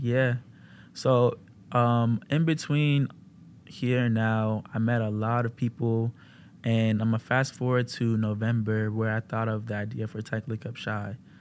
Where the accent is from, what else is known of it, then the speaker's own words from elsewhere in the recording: Maryland, United States; moved away; I'm from Maryland